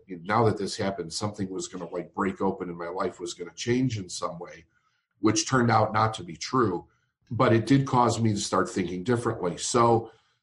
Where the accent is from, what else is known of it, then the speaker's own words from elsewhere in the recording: Chicago, Illinois, United States; I'm from Chicago, Illinois